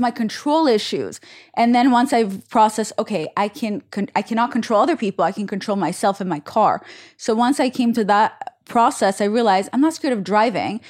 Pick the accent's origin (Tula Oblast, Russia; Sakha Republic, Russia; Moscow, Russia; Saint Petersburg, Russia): Saint Petersburg, Russia; I'm from Saint Petersburg